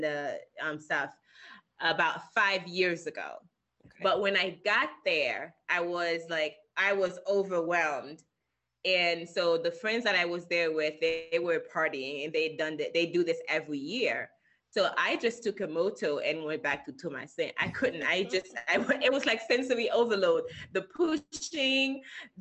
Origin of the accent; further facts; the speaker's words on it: Haiti; somebody who was born and raised in Haiti